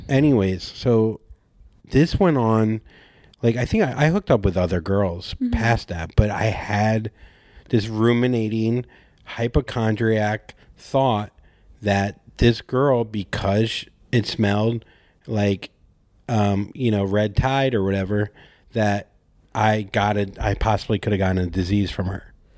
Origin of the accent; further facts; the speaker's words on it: Port St. Lucie, Florida, United States; moved away; I'm from Port St. Lucie